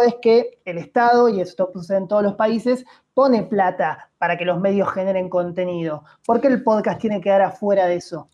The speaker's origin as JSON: {"language": "Spanish", "region": "Buenos Aires", "country": "Argentina", "said": "Yo soy porteño, amo a mi ciudad"}